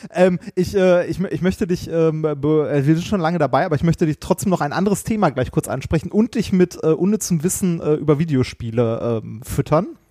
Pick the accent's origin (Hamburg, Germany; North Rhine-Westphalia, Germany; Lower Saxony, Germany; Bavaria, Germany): North Rhine-Westphalia, Germany; Essen; also ich bin ja in Stoppenberg zur Schule gegangen, direkt an der Grenze zu Gelsenkirchen